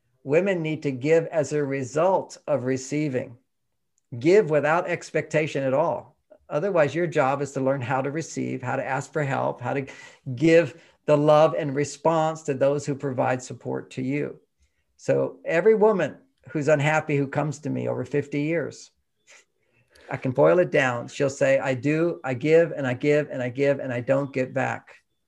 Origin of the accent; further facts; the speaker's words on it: Houston, Texas, United States; You know, when I grew up in Houston, everybody had an LA accent in Houston because we all watched TV, and TV was from LA.